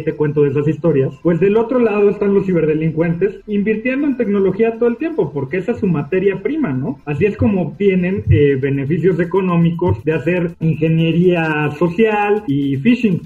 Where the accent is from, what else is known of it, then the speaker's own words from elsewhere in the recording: Mexico; Estudié en la UNAM soy mexicano, soy funcionario público